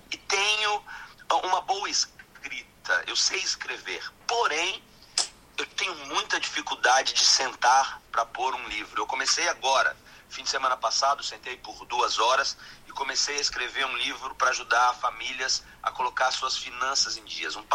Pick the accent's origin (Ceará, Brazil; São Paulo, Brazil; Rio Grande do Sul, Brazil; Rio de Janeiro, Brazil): Ceará, Brazil; Fortaleza; eu sou aqui de Fortaleza